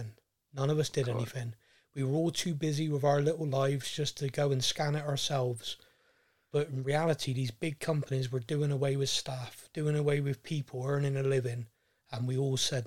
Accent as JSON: {"language": "English", "town": "Bristol", "region": "South West England", "country": "United Kingdom", "tie": "born or raised there", "said": "I obviously was born and raised in Bristol"}